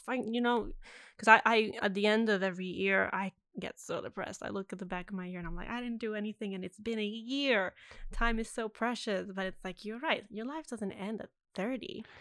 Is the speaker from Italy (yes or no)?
yes; Italy; first language Italian; English is a second language; now in Australia; I grew up in Italy, so mm. every movie was dubbed in Italian